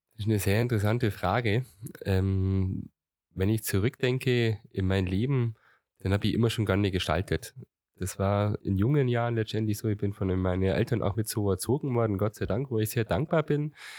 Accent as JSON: {"language": "German", "area": "Gundremmingen area", "region": "Bavaria", "country": "Germany", "tie": "born or raised there", "said": "ich war, glaube ich, im Dorfläden schon jetzt in Remsheim, meiner Heimatgemeinde, sehr aktiv"}